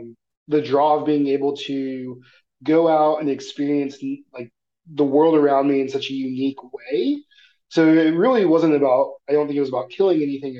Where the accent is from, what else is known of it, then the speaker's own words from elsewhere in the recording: Missouri, United States; Like growing up in Missouri, there's foxes all over the place, but you never see them.